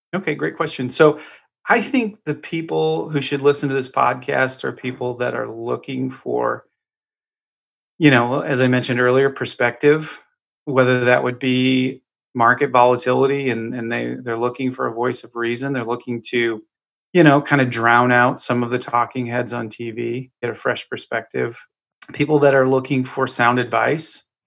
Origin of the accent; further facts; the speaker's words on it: Eagle River, Alaska, United States; also born or lived in Juneau, Alaska; now in Florida, United States; I was born and raised in Alaska. I was born in Juneau, raised in a little town outside of Anchorage